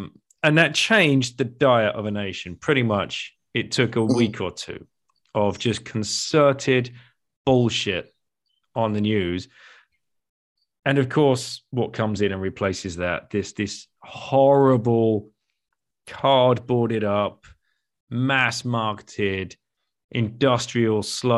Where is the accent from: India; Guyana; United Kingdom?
United Kingdom; I grew up in the UK